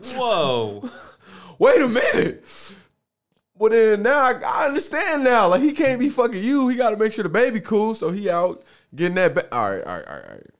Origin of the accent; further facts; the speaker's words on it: Oklahoma, United States; I'm from Oklahoma.